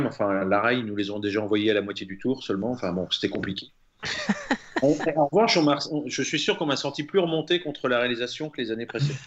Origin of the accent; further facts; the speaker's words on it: France; moi, en tant que Français